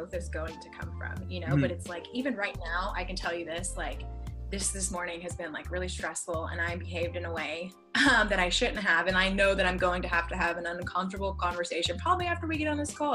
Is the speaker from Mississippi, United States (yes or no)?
yes; Mississippi, United States; I grew up in Mississippi, like the deep, like south of the United States